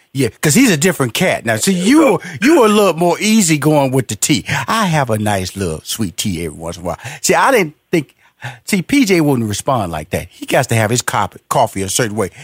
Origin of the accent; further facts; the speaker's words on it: Houston, Texas, United States; I'm from Houston, Texas, big barbecue country